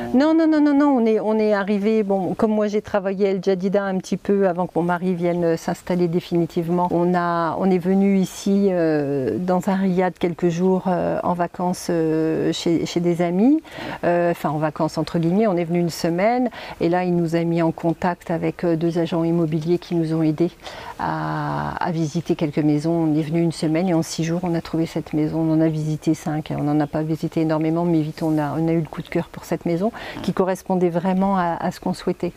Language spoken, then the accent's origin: French; Reims, Grand Est, France; moved away as an adult; also born or lived in Dijon, France; now in Essaouira, Morocco; je suis originaire de Reims.